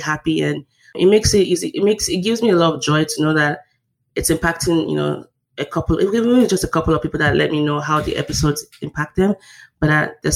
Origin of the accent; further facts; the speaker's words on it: Nigeria; moved away as an adult; now in United States; I describe myself, the host, as a Nigerian-born, US-educated, Korean-speaking, struggling intellectual.